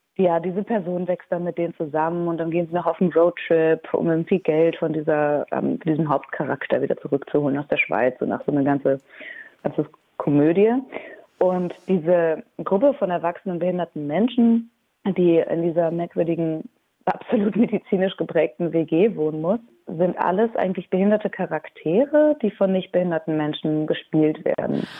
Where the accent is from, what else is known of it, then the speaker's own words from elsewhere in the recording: Aachen, North Rhine-Westphalia, Germany; Ich bin selber auch gebürtige Aachenerin und kenne dieses Theater auch schon aus der Grundschule